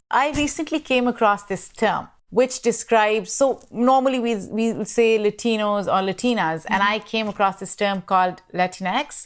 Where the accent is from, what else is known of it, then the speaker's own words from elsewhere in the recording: Pakistan; moved away; I grew up in Pakistan